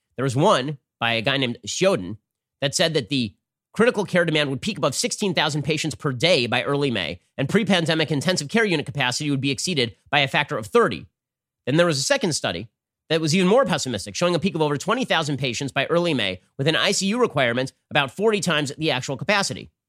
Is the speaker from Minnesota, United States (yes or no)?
no; California, United States; the state of California, my home state